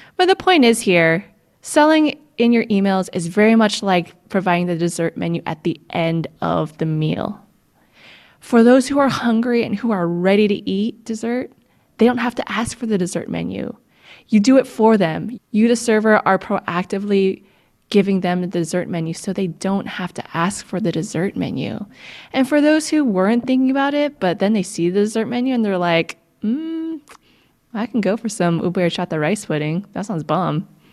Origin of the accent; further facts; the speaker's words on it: United States; I'm Filipino American